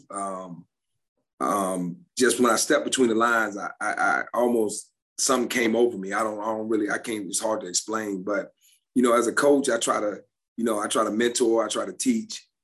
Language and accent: English; Forest, Virginia, United States; I'm from Forest, Virginia. Forest. So Forest. I, yeah, I, I, know my people back home, so I know they would be all over me if I didn't recognize our hometown. We are very close to Lynchburg.